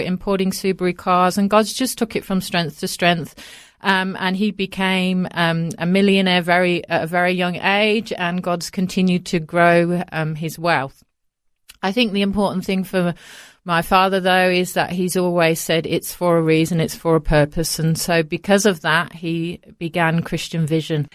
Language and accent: English; Coventry, West Midlands, United Kingdom; moved away as an adult; now in Australia; I was born in the centre of England, in the Midlands, a place called Coventry, and that's where I was raised until we moved to Australia